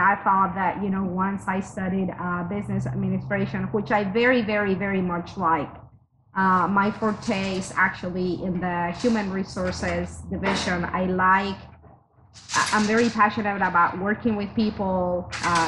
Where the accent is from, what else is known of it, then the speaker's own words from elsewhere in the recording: Mexico City, Mexico; moved away as an adult; also born or lived in Utah; now in United States; I am originally from Mexico City. Born and raised there.